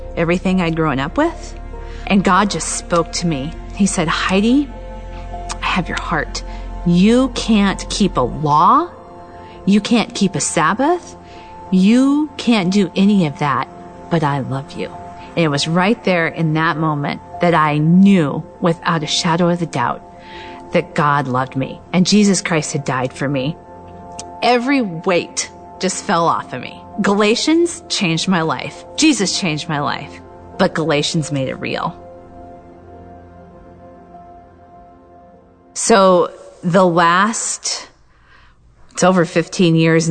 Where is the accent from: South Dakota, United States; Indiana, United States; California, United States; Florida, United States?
South Dakota, United States; Western; moved away; my hometown, out in Western South Dakota.